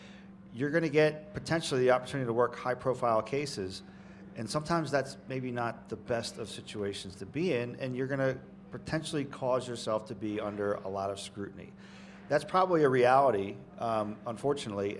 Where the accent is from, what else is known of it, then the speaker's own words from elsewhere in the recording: Jersey Shore, New Jersey, United States; when I was in high school, growing up on the Jersey Shore